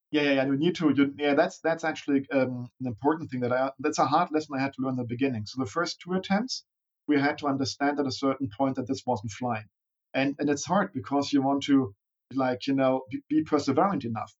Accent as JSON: {"language": "English", "region": "Berlin", "country": "Germany", "tie": "born or raised there", "also_born_or_lived": "Bavaria", "said": "Born and raised in Berlin"}